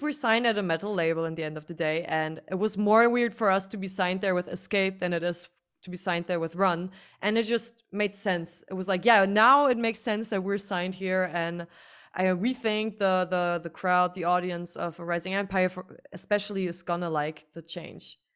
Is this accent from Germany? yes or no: yes; Germany; first language German; English is a second language